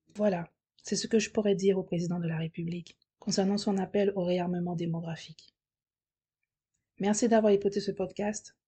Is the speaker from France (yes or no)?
yes; France; now in Spain; je suis française.